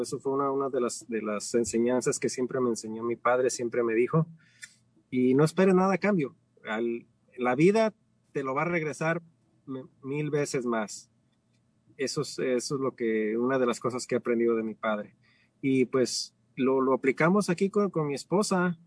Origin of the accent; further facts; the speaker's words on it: Ciudad Guzmán, Jalisco, Mexico; moved away as an adult; now in United States; soy de México, nací en la Ciudad Guzmán, cerca de, hacia el sur del estado, cerca de la costa